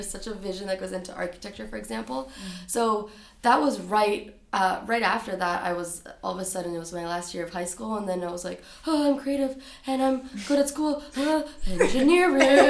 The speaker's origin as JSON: {"language": "English", "region": "Florida", "country": "United States", "tie": "born or raised there", "also_born_or_lived": "Brazil", "said": "I grew up in Florida. We're immigrants from Brazil"}